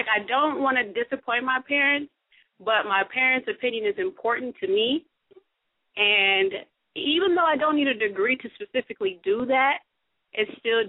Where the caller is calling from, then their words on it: Minnesota, United States; I'm from Minnesota.